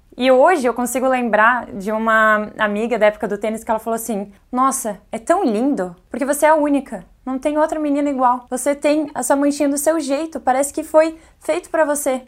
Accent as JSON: {"language": "Portuguese", "town": "Bombinhas", "region": "Santa Catarina", "country": "Brazil", "tie": "born or raised there", "said": "Minha infância foi em Zimbros"}